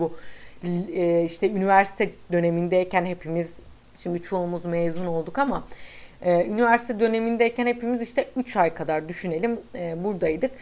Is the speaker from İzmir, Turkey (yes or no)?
yes; İzmir, Turkey